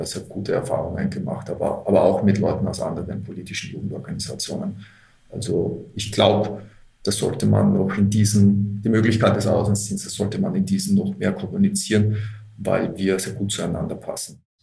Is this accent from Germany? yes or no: no; Austria; moved away as an adult; also born or lived in Australia / Israel; dass ich in Österreich geboren bin und aufgewachsen bin, noch mehr als Österreicher